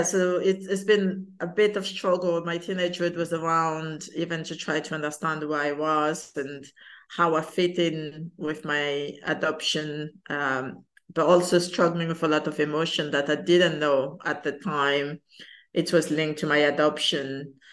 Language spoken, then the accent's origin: English; France; also born or lived in Madagascar; I was born in Madagascar, which is in, a lot of people don't actually know where Madagascar is, but it's in one of the highlands off the coast of Africa. And I was adopted in south of France when I was 10.